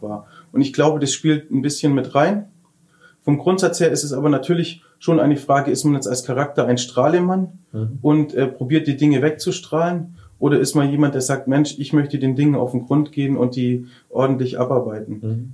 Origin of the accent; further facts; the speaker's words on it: Lindau, Bavaria, Germany; meine Heimatstadt